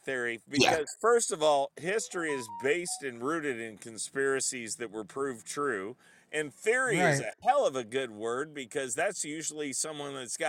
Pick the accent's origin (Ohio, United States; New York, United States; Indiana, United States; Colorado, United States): Indiana, United States; I'm from Indiana. I live right outside of South Bend.